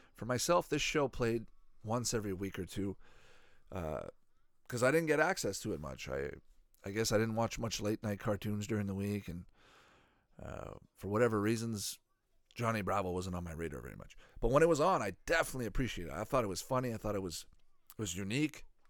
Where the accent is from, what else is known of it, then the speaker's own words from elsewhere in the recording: Canada; growing up in Canada